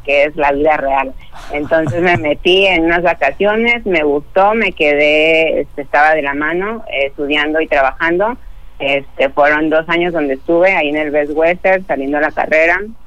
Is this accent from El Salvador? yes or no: no; Tecomán, Colima, Mexico; yo soy de Tecomán